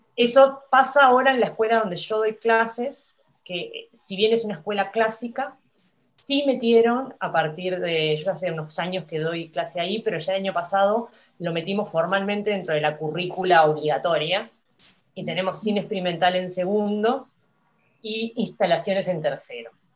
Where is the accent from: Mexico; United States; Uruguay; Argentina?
Uruguay; somos poquitos los, uruguayos